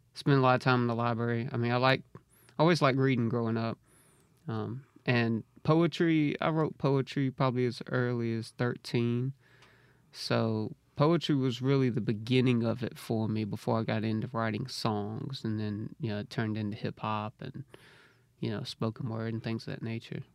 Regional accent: Harrisville, Mississippi, United States; now in Jackson, United States; Originally from Braxton. So, yeah, I kinda grew up in Harrisville, Braxton area

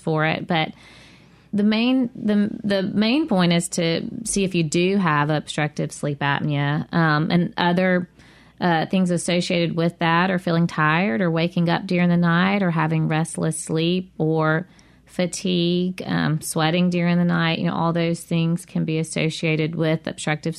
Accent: near Eupora, Mississippi, United States; It's close to my hometown.

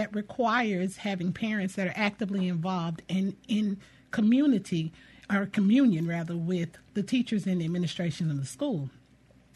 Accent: Louisiana, United States; now in Jackson, United States; I'm not from Jackson, I'm a native of Louisiana

